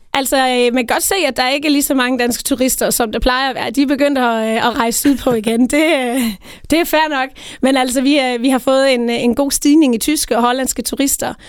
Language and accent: Danish; Tinglev, Southern Denmark, Denmark; jeg kommer selv ned fra Tinglev, Tinglef